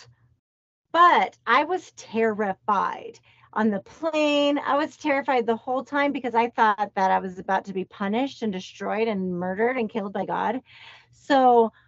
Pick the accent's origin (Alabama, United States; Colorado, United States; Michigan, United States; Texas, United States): Colorado, United States; We're from Colorado, but our mom's side of our family is in South Carolina.